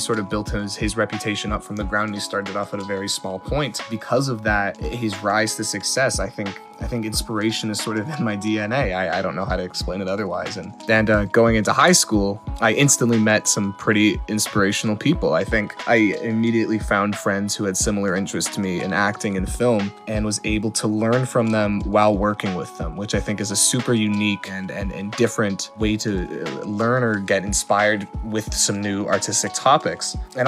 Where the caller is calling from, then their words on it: Toronto, Ontario, Canada; I'm calling from Toronto, Ontario.